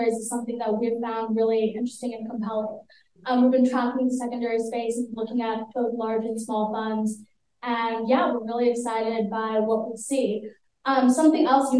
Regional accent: Palo Alto, California, United States; I'm from Palo Alto

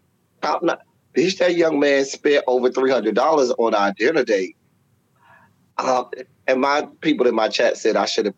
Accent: Miami, Florida, United States; I'm from Miami

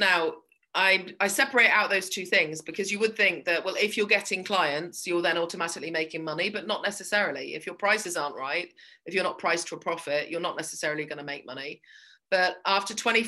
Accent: England, United Kingdom; moved away as an adult; also born or lived in Ireland; now in Belfast, United Kingdom; My accent isn't from Belfast because I was born in England and grew up there.

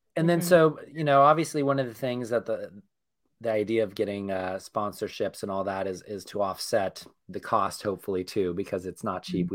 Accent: Northern California, United States; we're all from Northern California

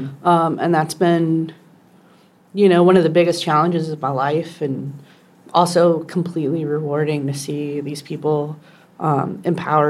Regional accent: Charleston, South Carolina, United States; now in New Orleans, United States; I grew up in Charleston, South Carolina

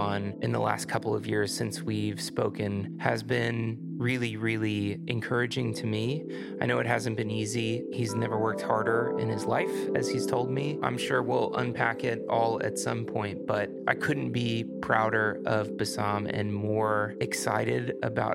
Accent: Houston, Texas, United States; We're both from Houston, Texas.

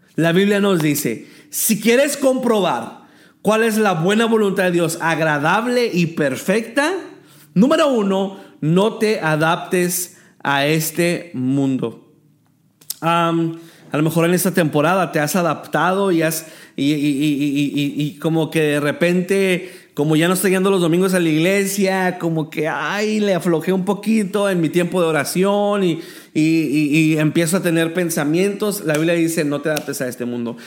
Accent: El Paso, Texas, United States; moved away as an adult; now in Tijuana, Mexico; soy originario del Paso, Texas, y tengo cinco años que estoy viviendo en Tijuana, Baja California

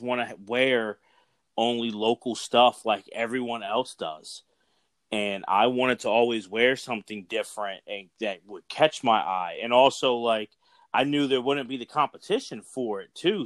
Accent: Philadelphia, Pennsylvania, United States; … and I are from the Philadelphia area

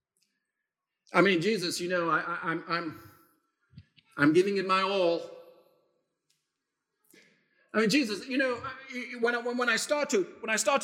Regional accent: South Africa; moved away; my own experience of growing up in South Africa

